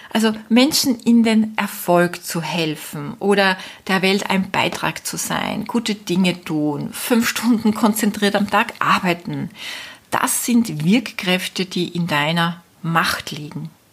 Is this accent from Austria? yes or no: yes; Austria; moved away as an adult; also born or lived in Spain; Österreich natürlich meine Heimat ist